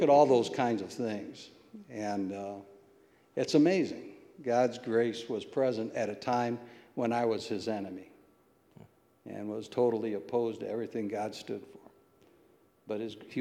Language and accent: English; Toledo, Ohio, United States; I was raised in the Old West End